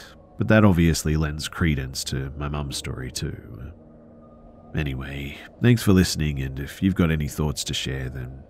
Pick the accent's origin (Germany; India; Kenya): India; The thing is, too, is that I'm from India, of all places. Nobody ever heard of any Bigfoot in India, let alone in an urban environment.